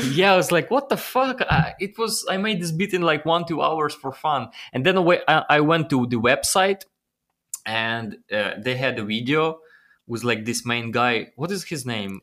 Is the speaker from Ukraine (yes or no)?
yes; Ukraine; English is a second language; moved away as an adult; also born or lived in Los Angeles, United States; it was my dream to come to United States from Ukraine.